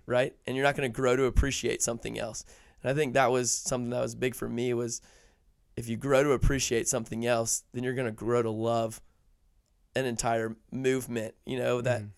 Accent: Atlanta, Georgia, United States; I live in the suburbs because I'm from Atlanta.

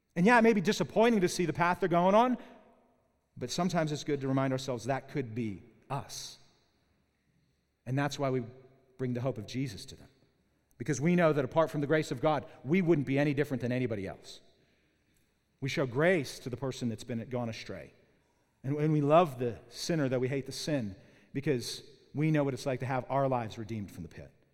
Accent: Pittsburgh, Pennsylvania, United States; now in Southern California, United States; I'm from Pittsburgh

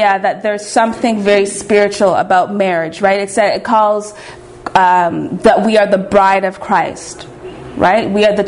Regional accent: Canada; I'm from Canada

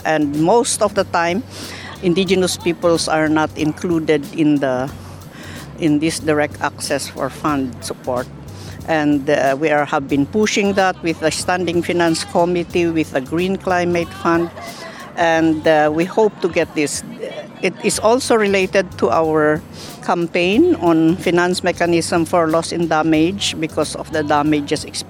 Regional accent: Philippines; I'm from the Philippines. I belong to the Igorot Kankanaoy ethnic group

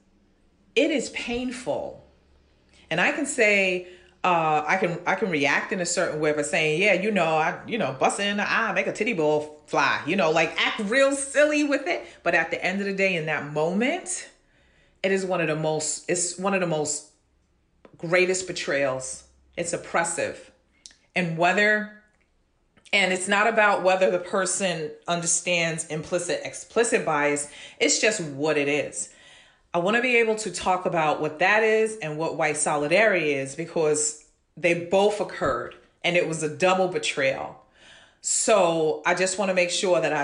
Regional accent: New York City, New York, United States; growing up in Brooklyn, Flatbush Avenue

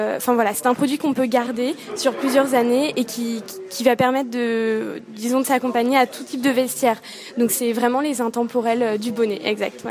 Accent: Yvelines, Île-de-France, France; Je suis originaire des Yvelines

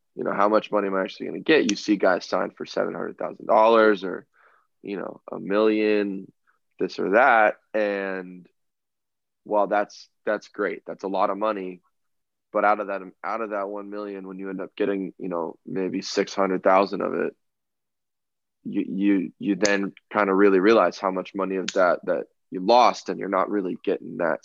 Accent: Southern California, United States; growing up in Southern California

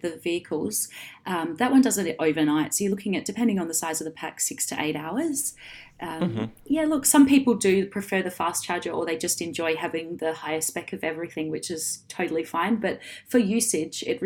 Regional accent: Perth, Western Australia, Australia; now in Sydney, Australia; And I'm from Perth

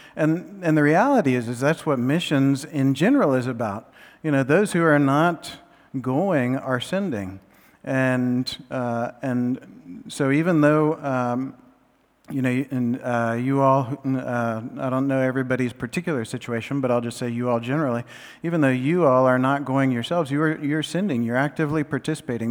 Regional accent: Central Florida, United States; moved away; we're all from Central Florida

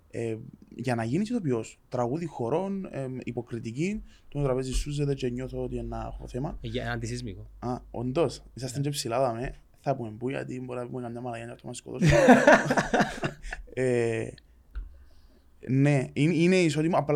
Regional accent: Larnaca, Larnaca District, Cyprus; Είμαι σκαλιά μου σκιανή οικογένεια, αλλά εγώ γεννήθηκα μεγάλο σε Αλάρναγα.

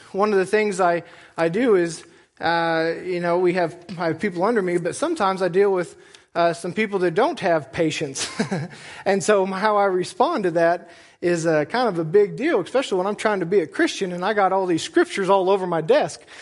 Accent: United States; I'm an American

